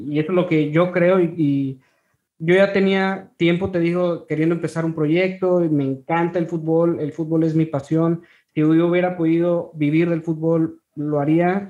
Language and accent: Spanish; Ciudad Victoria, Tamaulipas, Mexico; yo soy de Ciudad Victoria